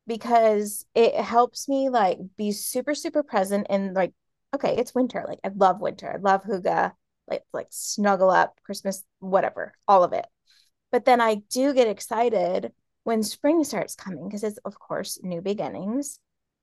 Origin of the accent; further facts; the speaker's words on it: New York, United States; also born or lived in Florida / Hawaii / Kentucky / Oklahoma; So I grew up in New York and then I moved to Florida, lived there for like 4 years, and then moved to Hawaii and lived there for 3 years.